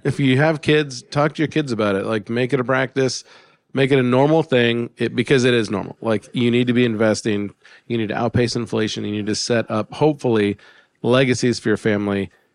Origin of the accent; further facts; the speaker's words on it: Alaska, United States; I grew up in Alaska